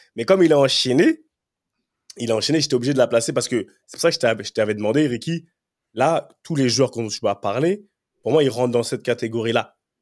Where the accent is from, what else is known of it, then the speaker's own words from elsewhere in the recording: France; moved away; also born or lived in England; j'ai grandi en France, je suis arrivé en Angleterre.